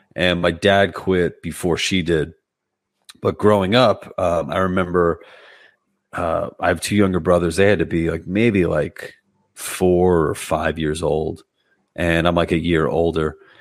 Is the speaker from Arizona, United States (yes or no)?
no; New York City, New York, United States; moved away as an adult; also born or lived in Brooklyn; now in New Jersey, United States; I'm from Queens originally, so I'm a you know I was a lifelong New Yorker until a couple of years ago where I made the move to Jersey